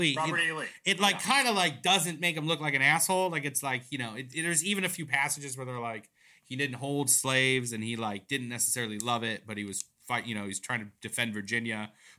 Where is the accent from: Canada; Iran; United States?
Iran; I am from Iran, okay.